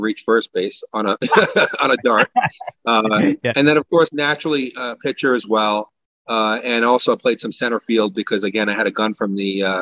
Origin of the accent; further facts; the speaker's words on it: Bellmore, New York, United States; also born or lived in Brooklyn, New York; I grew up in Long Island, New York, born in Brooklyn, moved to Long Island as a child, and you know, lived in a nice town called Belmore